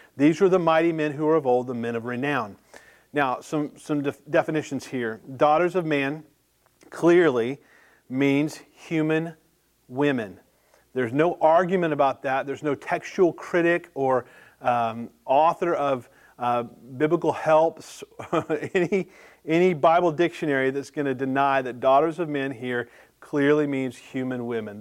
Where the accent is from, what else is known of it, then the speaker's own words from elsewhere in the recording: the South, United States; growing up in the South